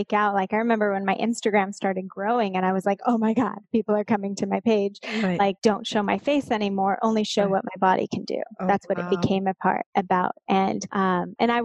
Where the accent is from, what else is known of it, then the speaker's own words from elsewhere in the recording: Southern California, United States; also born or lived in Los Angeles; I grew up in Southern California, about an hour and a half southeast of LA.